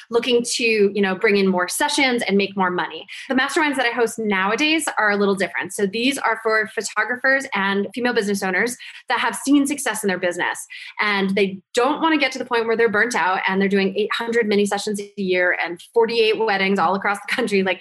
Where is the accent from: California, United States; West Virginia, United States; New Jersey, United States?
New Jersey, United States; because I'm from Jersey.